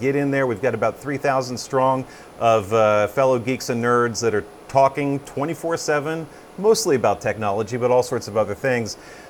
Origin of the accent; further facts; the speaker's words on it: United States; also born or lived in Cincinnati, Ohio; me, as an American in Cincinnati